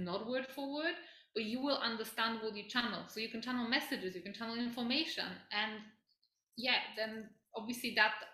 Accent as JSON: {"language": "English", "country": "Poland", "tie": "born or raised there", "moved": "yes", "said": "I grew up in Poland"}